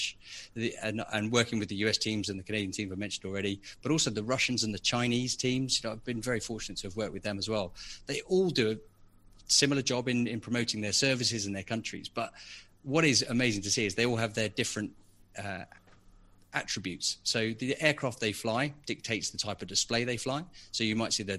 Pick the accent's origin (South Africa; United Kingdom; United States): United Kingdom; Biggin Hill, London; moved away as an adult; now in Buckinghamshire, United Kingdom; I grew up in Biggin Hill, which I'm sure most of your listeners know is a very famous Second World War Battle of Britain airfield just outside London